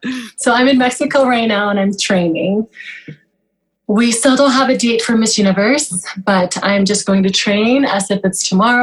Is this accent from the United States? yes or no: no; Kenya; born there; I was born in Kenya. So what happened was there was a civil war in Sudan at the time. My mother fled to Kenya.